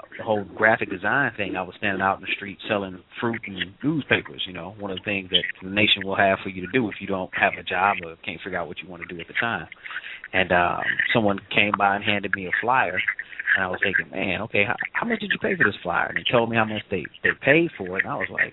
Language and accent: English; St. Louis, Missouri, United States; I'm from St. Louis, but, you know, just a young brother, came up in the city